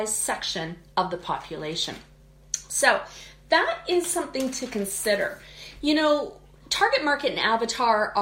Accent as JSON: {"language": "English", "country": "Canada", "said": "I'm Canadian, so we say niche."}